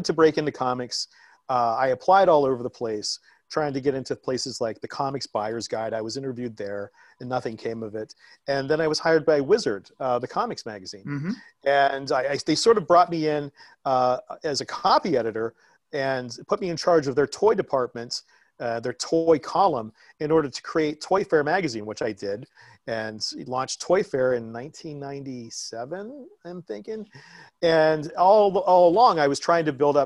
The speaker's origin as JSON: {"language": "English", "region": "East Coast", "country": "United States", "also_born_or_lived": "Ames, Iowa", "said": "I'm from the East Coast, but I lived in Ames, Iowa, and around Des Moines"}